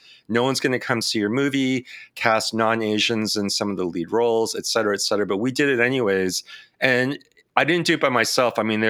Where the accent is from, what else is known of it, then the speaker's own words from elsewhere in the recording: San Francisco, California, United States; I was born in the Bay Area in San Francisco. And then I basically grew up around California, mostly in the Bay Area, in the city, and on the outskirts of that.